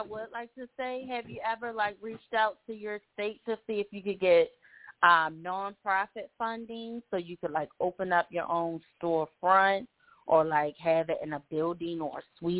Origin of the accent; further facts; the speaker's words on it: Maryland, United States; I'm from Maryland.